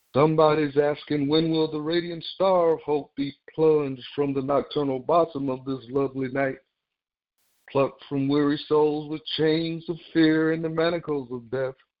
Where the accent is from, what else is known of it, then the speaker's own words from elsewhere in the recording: the South, United States; growing up in the South